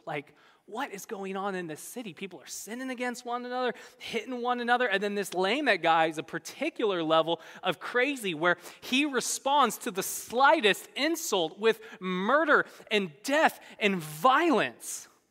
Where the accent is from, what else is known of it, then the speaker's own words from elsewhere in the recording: Bay Area, California, United States; moved away as an adult; also born or lived in Midwest; I grew up in the Bay Area